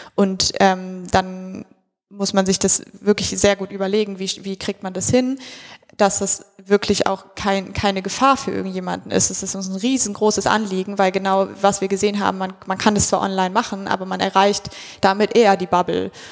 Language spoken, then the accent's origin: German; near the Hambach Forest, North Rhine-Westphalia, Germany; Ich komme aus der Nähe von dort